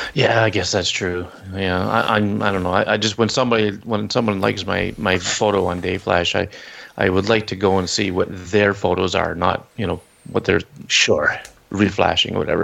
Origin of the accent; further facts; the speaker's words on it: Canada; I'm Canadian